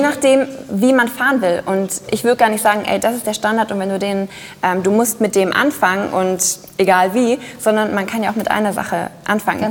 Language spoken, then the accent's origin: German; Düsseldorf, North Rhine-Westphalia, Germany; ich bin aus Düsseldorf.